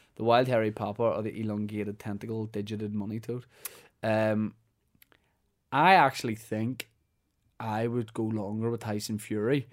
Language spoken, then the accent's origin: English; Holywood, Northern Ireland, United Kingdom; Hollywood, mate. Honestly, big fan of my hometown.